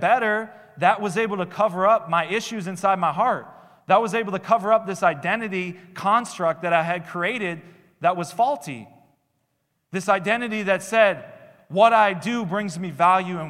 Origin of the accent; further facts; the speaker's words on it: Minnesota, United States; I did the church thing growing up in Minnesota.